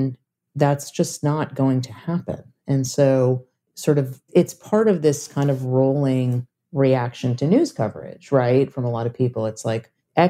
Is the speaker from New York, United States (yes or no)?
yes; New York, United States; I'm from New York and I covered New York politics for a very long time